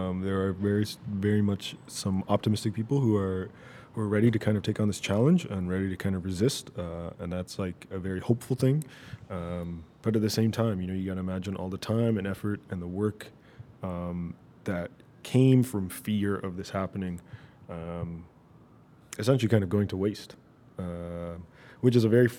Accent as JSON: {"language": "English", "town": "Toronto", "region": "Ontario", "country": "Canada", "lives_now": "Virginia Beach, United States", "said": "I'm officially not from the GTA anymore. I'm from Virginia Beach."}